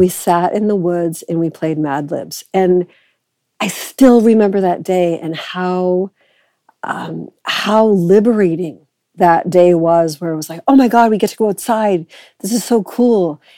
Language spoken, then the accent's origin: English; Boston, Massachusetts, United States; moved away as an adult; also born or lived in Edinburgh, Scotland / Cambridge, England; now in Canada; I am originally from Boston, which means that I'm kind of American